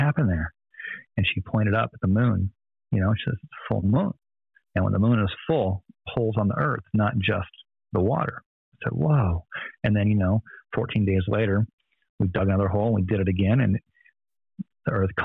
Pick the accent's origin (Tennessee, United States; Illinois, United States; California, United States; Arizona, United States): Arizona, United States; Phoenix; I was born in North Phoenix, Arizona